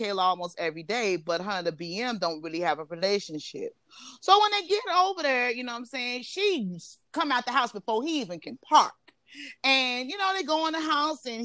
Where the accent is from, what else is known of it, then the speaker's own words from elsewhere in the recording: Chicago, Illinois, United States; I'm Chicagoan